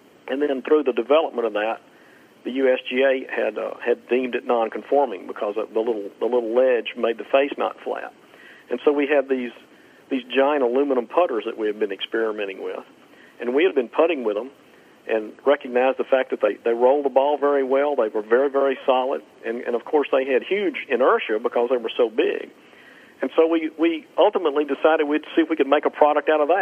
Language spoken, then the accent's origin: English; Meridian, Mississippi, United States; moved away as an adult; also born or lived in Natchez, Mississippi / Albany, Georgia; I grew up in Meridian, Mississippi